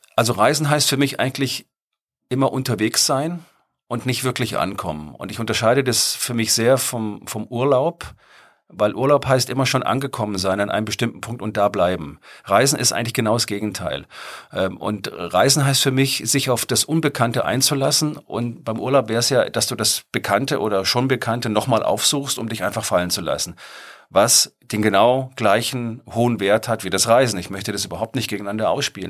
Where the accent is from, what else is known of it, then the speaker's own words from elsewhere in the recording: Germany; als Deutscher